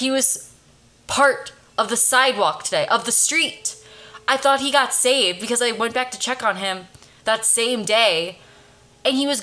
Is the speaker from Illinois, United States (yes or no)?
yes; Chicago, Illinois, United States; now in Los Angeles, United States; I'm from Chicago originally